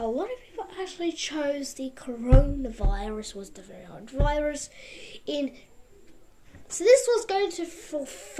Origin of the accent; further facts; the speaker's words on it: Russia; also born or lived in Mexico; now in United States; because I'm from Russia, kind of I got to live in America. It's kind of amazing. Yes, guys, I also lived in Mexico.